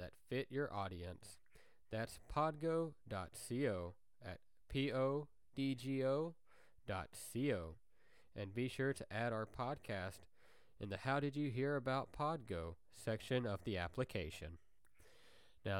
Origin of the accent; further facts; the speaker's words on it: Conway, Arkansas, United States; the mascot of the high school in my hometown. Not the high school I went to, but the town that I'm from, the high school there, their mascot is the Wampus Cats. That would be Conway High in Conway, Arkansas.